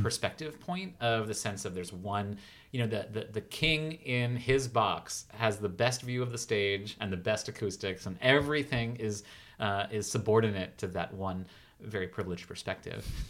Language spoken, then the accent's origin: English; United States; also born or lived in Los Angeles; I'm still such an American artist